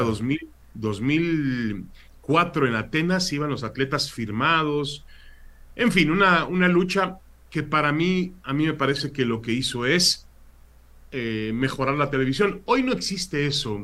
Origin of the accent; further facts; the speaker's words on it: Mexico; also born or lived in Israel / California, United States; now in San Diego, United States; Yo nací en Israel siendo muy, siendo este, viviendo hasta los 7, 8 años, hasta que mi padre pues decide regresar a México